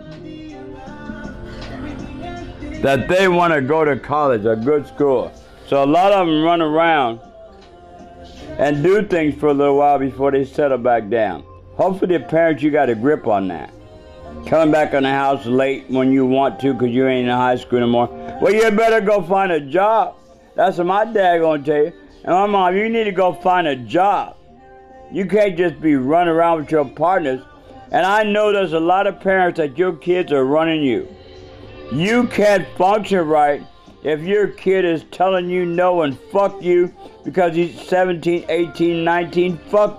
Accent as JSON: {"language": "English", "town": "Seattle", "region": "Washington", "country": "United States", "tie": "born or raised there", "said": "University of Washington. That's my state. That's my hometown."}